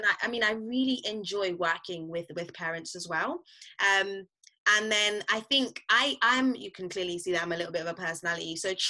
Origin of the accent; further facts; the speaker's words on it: St. Lucia; also born or lived in Barbados; I'm originally from St. Lucia, and so working in Barbados was also really helpful